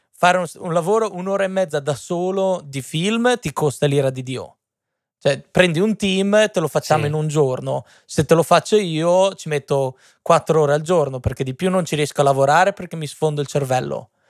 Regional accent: Modena, Emilia-Romagna, Italy; vengo da Modena.

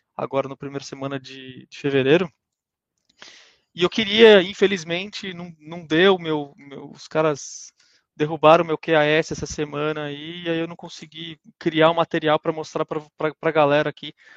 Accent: Brazil; moved away as an adult; also born or lived in Germany; nós como brasileiros

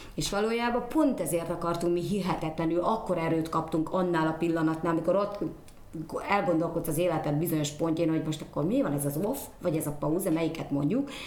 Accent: Szolnok, Jász-Nagykun-Szolnok, Hungary; én érdemes voltam arra, hogy ott születtem

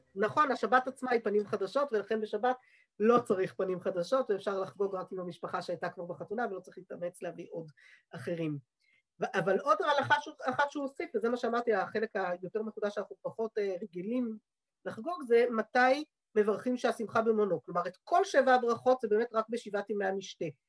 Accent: Jerusalem, Jerusalem District, Israel; בעיר העתיקה, איפה שגדלתי, יש בית כנסת קראי עד היום

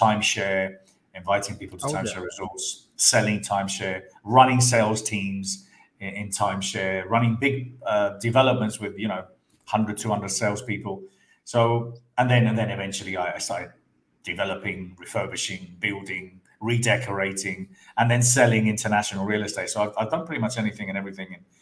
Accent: Andalusia, Spain; also born or lived in London; I was born in London, but brought up in Spain, in the south of Spain.

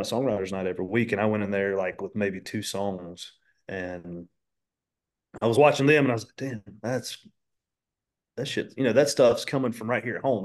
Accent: Dallas, North Carolina, United States; when I tell people where I'm from, I'm like, "No, I'm just from Charlotte 'cause nobody knows where Dallas is at."

